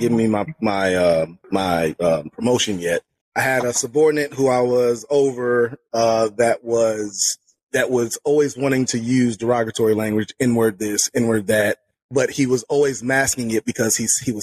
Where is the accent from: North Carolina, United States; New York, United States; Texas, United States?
North Carolina, United States; Charlotte; also born or lived in Harrisburg, Pennsylvania; I moved to Charlotte when I was nine